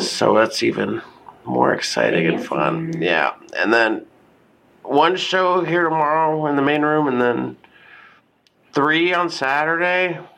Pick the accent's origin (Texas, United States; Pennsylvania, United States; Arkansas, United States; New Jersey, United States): Texas, United States; San Antonio; I grew up in Texas